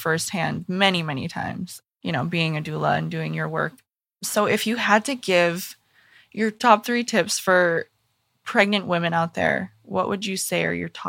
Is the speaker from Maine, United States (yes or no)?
yes; Maine, United States; now in Los Angeles, United States; Well, I'm from Maine originally. Oh, like okay. I was born and raised in Maine.